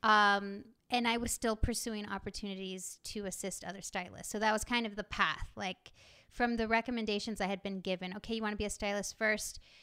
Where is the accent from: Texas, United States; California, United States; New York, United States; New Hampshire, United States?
Texas, United States; growing up in Texas